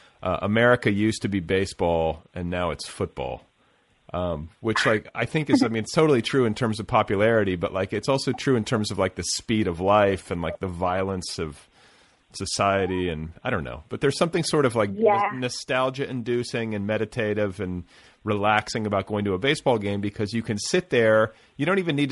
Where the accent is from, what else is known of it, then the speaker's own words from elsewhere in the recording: Indiana, United States; now in Southern California, United States; I'm from Indiana originally